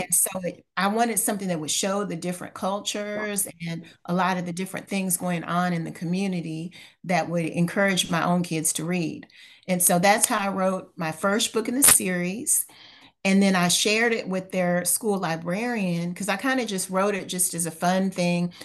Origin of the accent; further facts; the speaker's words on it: Louisville, Kentucky, United States; moved away as an adult; now in Houston, United States; I've lived in Houston for nineteen years. I'm originally from Louisville, Kentucky.